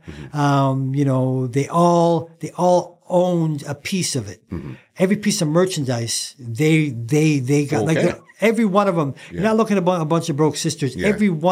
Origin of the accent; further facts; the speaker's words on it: Leeds, Yorkshire and the Humber, United Kingdom; now in Canada; we're from the same city. Yes. We're both from Leeds.